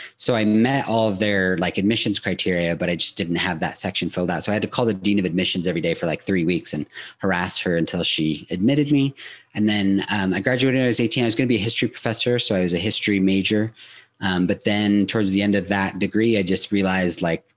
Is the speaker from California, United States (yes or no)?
yes; Southern California, United States; now in Utah, United States; I grew up in Southern California